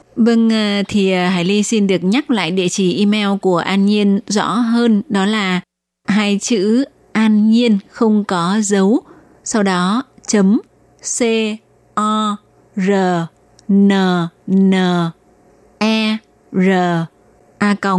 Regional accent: Vietnam; now in Taiwan; những người Việt sống ở Đài Loan

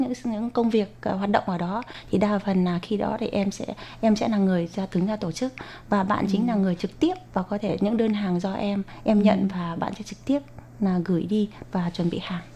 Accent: Vietnam; first language Vietnamese; now in Taiwan; em đã mang tiếng quê hương mình để truyền bá ở một nơi xa xôi

